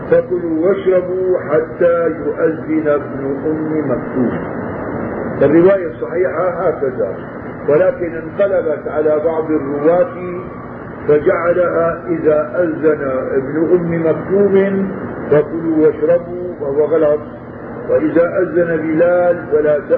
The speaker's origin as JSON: {"language": "Arabic", "town": "Damascus", "region": "Damascus Governorate", "country": "Syria", "said": "عادة هون بيعملوا عندنا في الشام بين الأذان الأول والأذان الثاني ربع ساعة"}